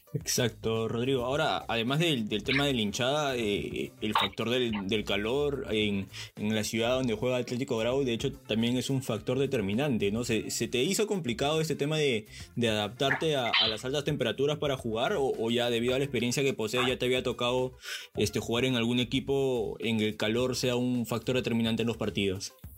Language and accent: Spanish; Peru; soy peruano